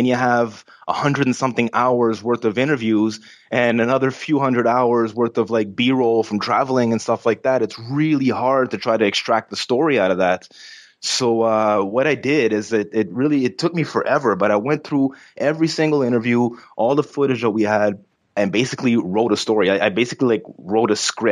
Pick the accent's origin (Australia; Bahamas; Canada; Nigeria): Canada; I'm from Canada